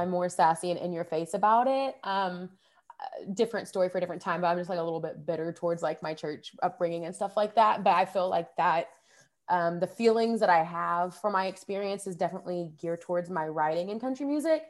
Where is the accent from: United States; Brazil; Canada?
United States; Rogers, Arkansas; also born or lived in Fayetteville, Arkansas; I grew up in Rogers, Arkansas, which is the next town over